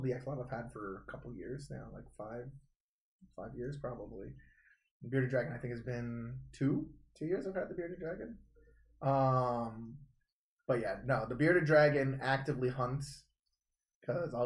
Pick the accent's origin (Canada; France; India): Canada; I'm Canadian.